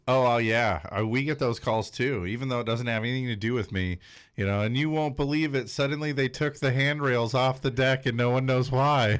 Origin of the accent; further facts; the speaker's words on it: Big Bear, California, United States; moved away as an adult; now in North County, United States; I grew up in Big Bear